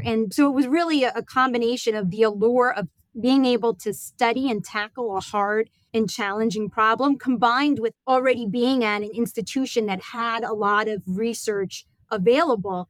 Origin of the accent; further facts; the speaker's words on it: New York, United States; I am from New York, born and raised